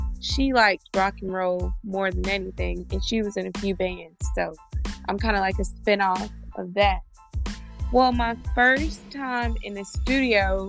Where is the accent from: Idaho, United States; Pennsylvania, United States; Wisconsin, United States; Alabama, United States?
Alabama, United States; Grand Bay; I'm originally from Grand Bay, Alabama. It's on the outskirts of Mobile, Alabama